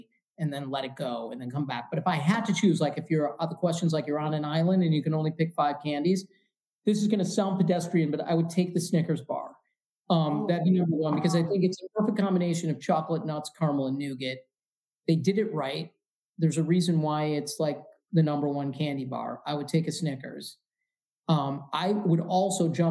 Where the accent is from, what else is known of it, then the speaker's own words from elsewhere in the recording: Midwest, United States; I'm from the Midwest.